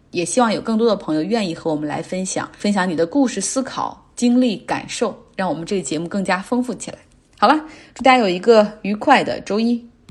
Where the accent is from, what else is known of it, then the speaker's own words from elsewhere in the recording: Harbin, Heilongjiang, China; 我的老家哈尔滨